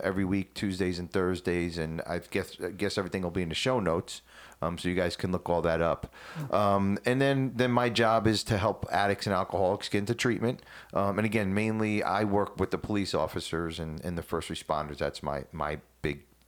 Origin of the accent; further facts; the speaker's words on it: New Jersey, United States; moved away; I'm from Jersey